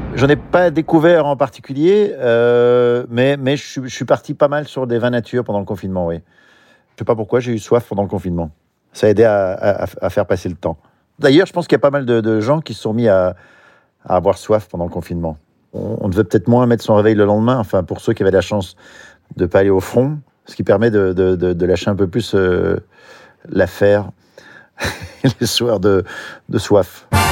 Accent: Belgium; Je suis belge

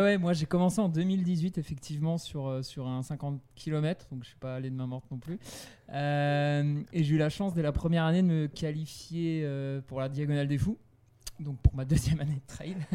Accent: Brittany, France; chez moi en Bretagne

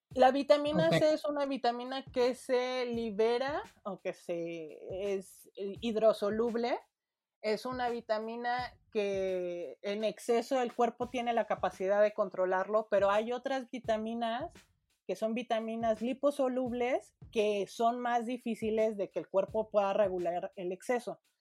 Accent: Mexico; Nosotros en México, como población latina

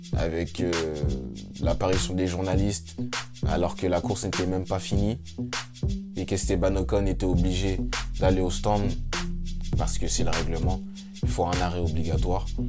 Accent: France; en tant que Français

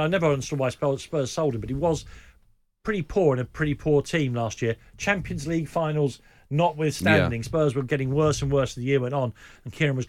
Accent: London, United Kingdom; I grew up in Islington.

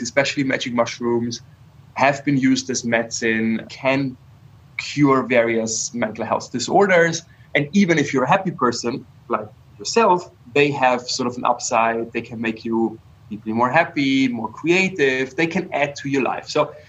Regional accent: Bavaria, Germany; I grew up in Bavaria where beer is sort of like a basic nutrition

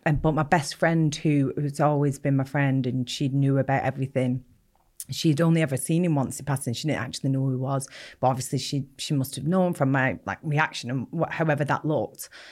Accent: Bolton, North West England, United Kingdom; I grew up in Bolton, um, not a very nice part of Bolton either

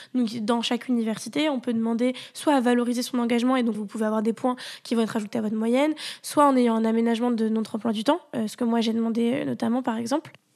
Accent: Toulouse, Occitania, France; moved away as an adult; also born or lived in Paris; je venais euh, de, de Toulouse euh, et donc j'arrivais pour faire mes études à Paris

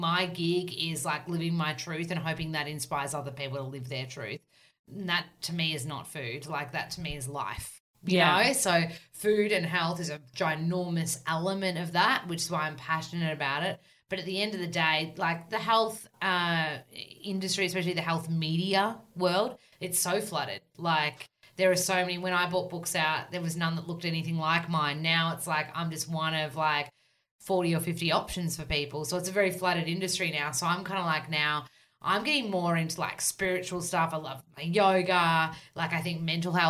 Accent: Australia; accent: bogan Aussie; real, super Aussie

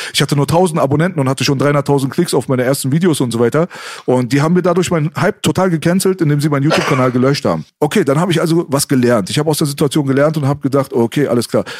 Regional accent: Germany; sie sind doch Deutscher, sie sind doch hier geboren

